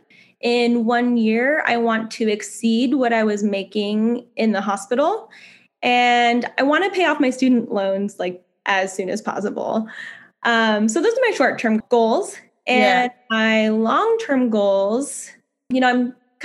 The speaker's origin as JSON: {"language": "English", "country": "United States", "tie": "born or raised there", "also_born_or_lived": "San Francisco, California, United States", "moved": "yes", "said": "I grew up in Lake Tahoe and I really want to own a home there in my hometown."}